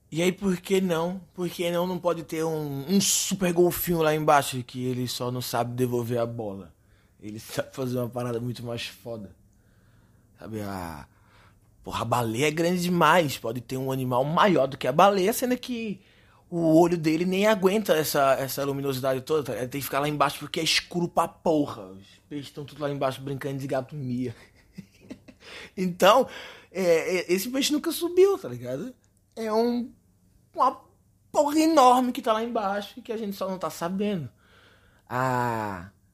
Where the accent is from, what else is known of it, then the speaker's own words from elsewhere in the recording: Recife, Pernambuco, Brazil; moved away; Eu sou recifense